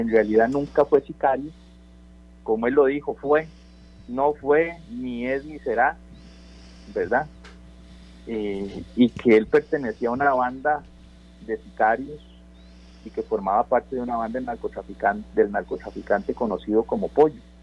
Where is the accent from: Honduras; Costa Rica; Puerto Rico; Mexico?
Costa Rica; como costarricenses